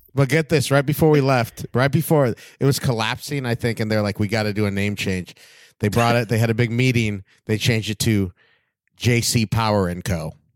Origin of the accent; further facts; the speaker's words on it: West Covina, California, United States; now in Hollywood, United States; I'm from West Covina